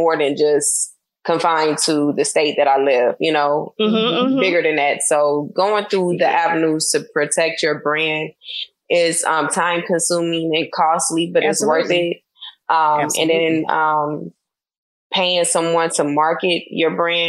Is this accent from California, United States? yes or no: yes; California, United States; I'm from California